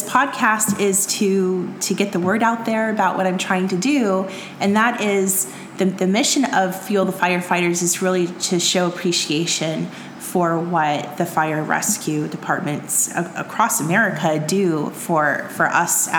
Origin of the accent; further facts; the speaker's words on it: Dallas, Texas, United States; also born or lived in New York City; I'm from Dallas